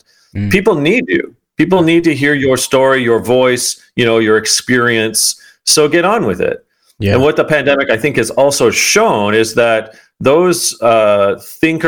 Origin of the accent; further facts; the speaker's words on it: outside of Toronto, Ontario, Canada; I grew up outside of Toronto as a kid